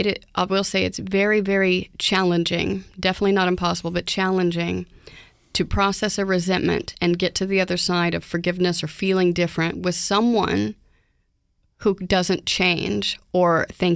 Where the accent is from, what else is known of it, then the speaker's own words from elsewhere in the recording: Oklahoma, United States; now in Houston, United States; Growing up in Oklahoma